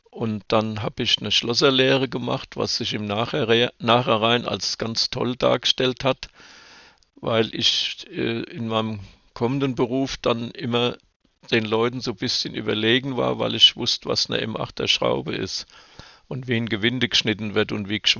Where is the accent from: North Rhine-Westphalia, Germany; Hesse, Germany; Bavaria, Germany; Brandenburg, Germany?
Hesse, Germany; Hanau; born there; Tja, ich bin in Hanau geboren und habe mich schon sehr früh für die Jagd interessiert